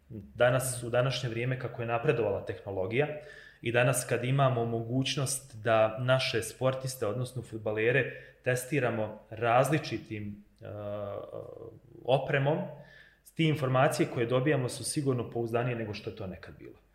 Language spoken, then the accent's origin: Croatian; Bosnia & Herzegovina